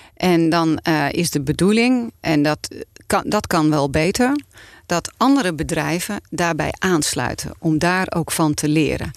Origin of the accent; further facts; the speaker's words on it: Volendam, North Holland, Netherlands; ik kom van Volendam.